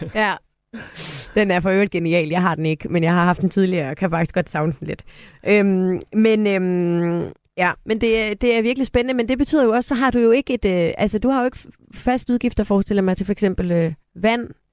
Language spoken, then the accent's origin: Danish; Aarhus, Central Denmark Region, Denmark; moved away as an adult; now in Copenhagen, Denmark; jeg er fra Aarhus og elsker at komme hjem til Aarhus